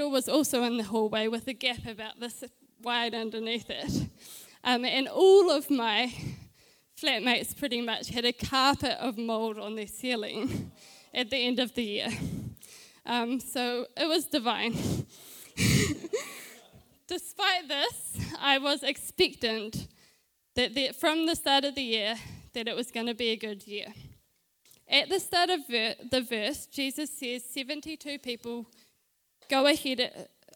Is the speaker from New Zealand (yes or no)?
yes; Christchurch, Canterbury, New Zealand; also born or lived in Auckland / Dunedin; I was born in Auckland. I grew up in Christchurch